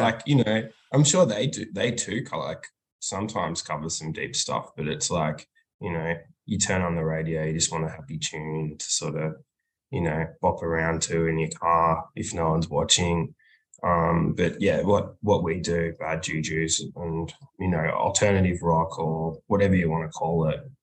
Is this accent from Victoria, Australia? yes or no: yes; Melbourne, Victoria, Australia; We're from Melbourne, Australia